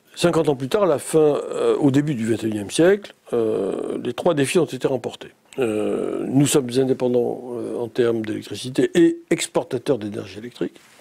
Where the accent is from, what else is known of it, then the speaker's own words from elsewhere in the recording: Antibes, Provence-Alpes-Côte d'Azur, France; moved away as an adult; also born or lived in Nice; je suis né bien longtemps en Tibal-Maritime. Euh, j'ai fait mes études primaires et secondaires à Antibes